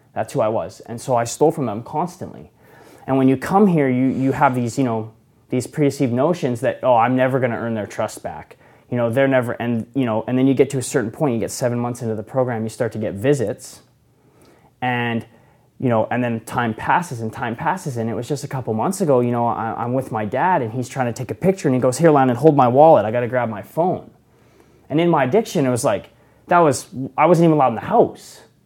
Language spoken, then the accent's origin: English; Okanagan, British Columbia, Canada; I'm from the Okanagan